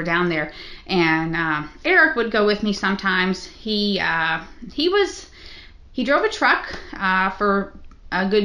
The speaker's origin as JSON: {"language": "English", "region": "Kentucky", "country": "United States", "said": "I'm from Kentucky"}